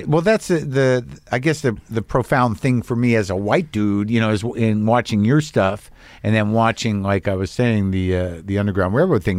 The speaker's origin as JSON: {"language": "English", "region": "New Mexico", "country": "United States", "tie": "born or raised there", "said": "I grew up in New Mexico around, you know, galleries"}